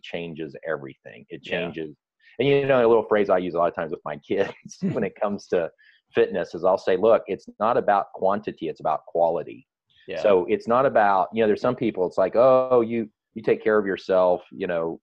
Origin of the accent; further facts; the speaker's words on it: Kansas, United States; I ate a lot of red meat when I was a kid growing up in Kansas